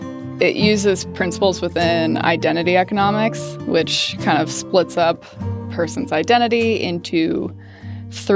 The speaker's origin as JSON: {"language": "English", "town": "Great Falls", "region": "Montana", "country": "United States", "tie": "born or raised there", "said": "I grew up in Great Falls, Montana."}